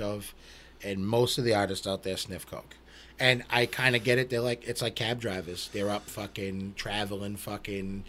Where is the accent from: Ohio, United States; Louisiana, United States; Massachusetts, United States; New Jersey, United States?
Massachusetts, United States; Everett; I'm from Everett, man. There's drugs everywhere